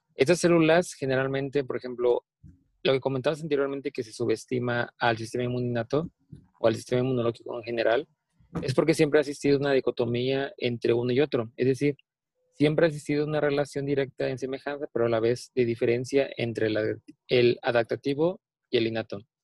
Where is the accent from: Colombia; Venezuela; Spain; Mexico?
Mexico; soy orgullosamente mexicano